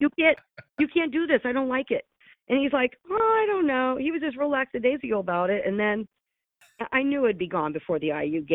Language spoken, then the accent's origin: English; south of Columbus, Ohio, United States; moved away as an adult; also born or lived in Gainesville, Florida; I grew up here. I was born in Ohio, born south of Columbus